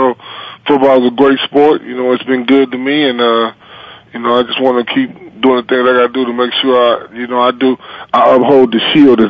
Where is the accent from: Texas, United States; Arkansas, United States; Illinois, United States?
Arkansas, United States; Pine Bluff; moved away as an adult; also born or lived in Louisiana / New Orleans / Kansas City; now in California, United States; I'm from, people know I'm from Pine Bluff, South Beach, Arkansas, and I went to school there. And my, you know, I spent a lot of my life growing up when I left high school was in Louisiana